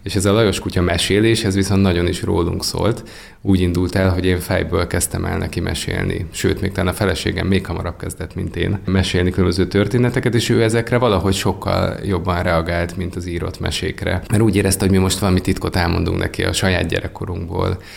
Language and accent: Hungarian; Nagytarcsa, Pest, Hungary; ahol én felnőttem